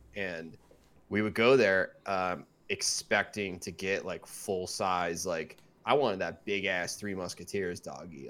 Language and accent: English; Midwest, United States; moved away as an adult; also born or lived in California; all of us growing up in the Midwest